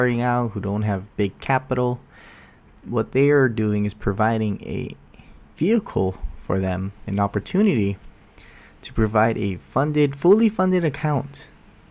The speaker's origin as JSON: {"language": "English", "region": "Hawaii", "country": "United States", "tie": "born or raised there", "said": "I was born and raised in Hawaii."}